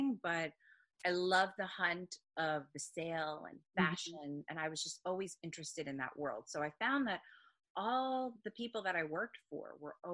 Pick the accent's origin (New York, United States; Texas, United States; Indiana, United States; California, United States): New York, United States; Long Island; moved away as an adult; now in Lancaster, Pennsylvania, United States; I'm originally from Long Island